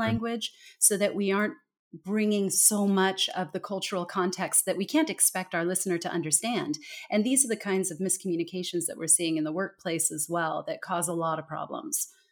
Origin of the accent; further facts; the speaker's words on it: California, United States; moved away as an adult; also born or lived in Denmark / Singapore; I am originally from California. I was born and raised in a very small town in the very middle of the state